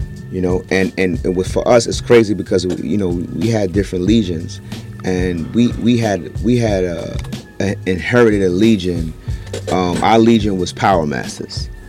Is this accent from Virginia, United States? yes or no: no; New York City, New York, United States; I'm from Brownsville